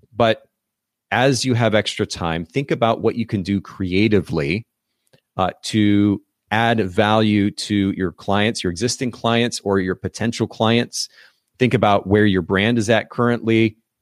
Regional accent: Kokomo, Indiana, United States; indiana uh, my home state, actually. I'm originally from Kokomo, Indiana

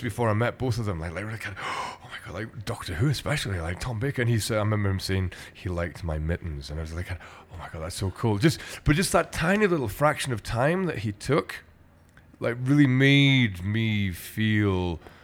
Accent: Glasgow, Scotland, United Kingdom; what I grew up with in Glasgow

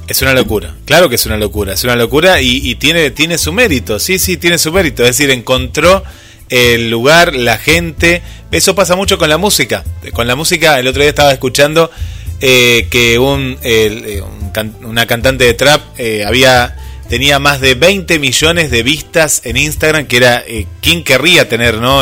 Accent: Mar del Plata, Buenos Aires Province, Argentina; yo soy de Mar del Plata, y tengo público en Buenos Aires

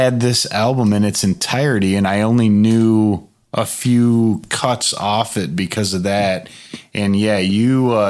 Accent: United States; we're American

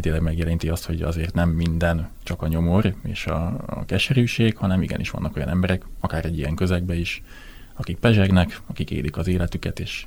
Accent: southern Baranya, Hungary; én nagyon kicsi faluban nőttem föl, Délbaranyában

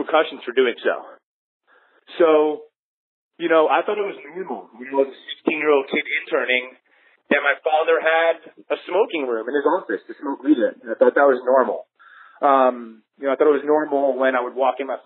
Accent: Orlando, Florida, United States; I'm from Orlando, Florida

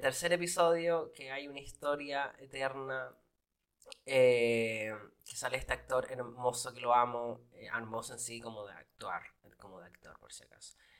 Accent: Valparaíso, Chile; moved away as an adult; now in United States; yo no soy de Los Ángeles, yo soy de Valparaiso City

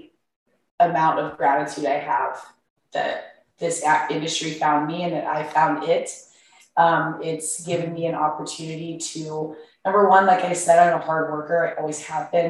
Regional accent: Kansas, United States; moved away as an adult; now in Austin, United States; I grew up in Kansas. I was a little farm girl growing up.

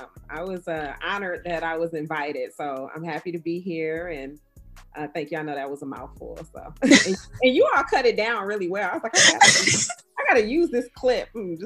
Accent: Detroit, Michigan, United States; I'm from Detroit.

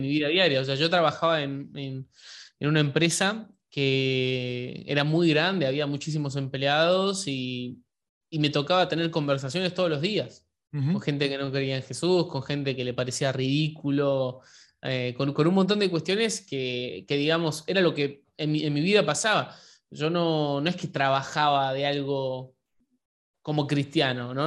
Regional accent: Argentina; Yo soy de Argentina

